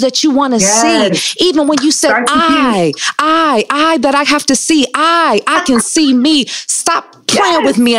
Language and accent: English; Detroit, Michigan, United States; I'm from Detroit.